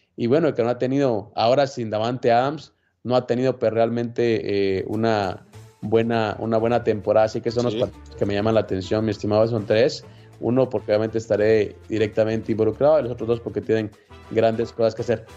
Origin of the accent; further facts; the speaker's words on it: Guatemala; en mi país